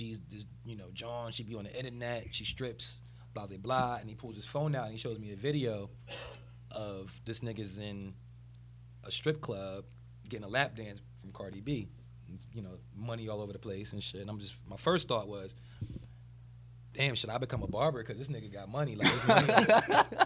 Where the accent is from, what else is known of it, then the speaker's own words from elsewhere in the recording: New Jersey, United States; I'm from South Jersey